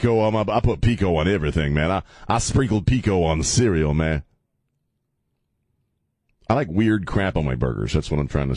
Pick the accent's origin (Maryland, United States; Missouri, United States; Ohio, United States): Maryland, United States; now in San Antonio, United States; I'm from Maryland